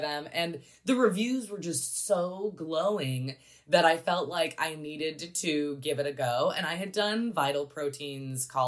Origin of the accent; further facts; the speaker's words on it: Pacific Northwest, United States; I was raised in the Pacific Northwest.